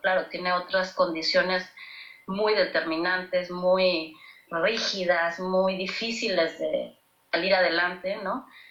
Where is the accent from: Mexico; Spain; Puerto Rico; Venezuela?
Mexico; nuestro país